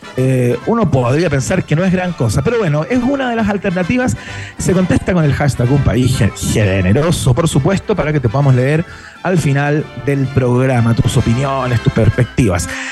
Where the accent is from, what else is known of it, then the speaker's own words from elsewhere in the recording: Chile; como buenos chilenos